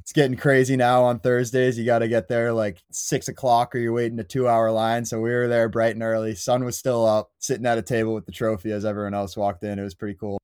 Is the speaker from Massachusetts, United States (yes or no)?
yes; Quincy, Massachusetts, United States; I'm from Quincy, Mass, very much a Quincy, Mass native